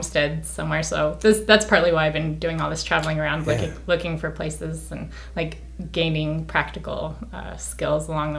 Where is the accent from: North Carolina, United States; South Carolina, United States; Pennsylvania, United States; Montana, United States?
Montana, United States; Western Montana.